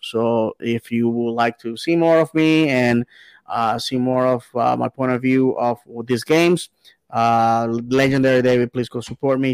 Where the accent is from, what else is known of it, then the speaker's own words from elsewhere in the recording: Bayamón, Puerto Rico; now in Orlando, United States; my hometown uh, club, Bayamon